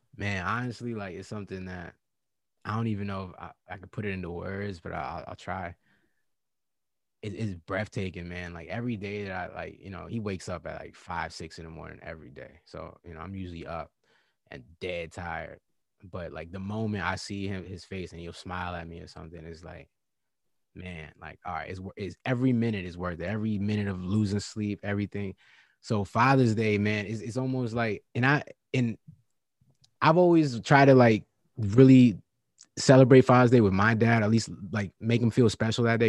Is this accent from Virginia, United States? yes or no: yes; Virginia, United States; I'm from Virginia, and you know, and born and raised